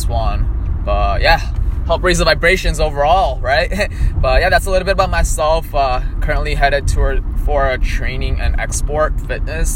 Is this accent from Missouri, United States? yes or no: no; Illinois, United States; also born or lived in India; I was born and raised in Illinois most of my life.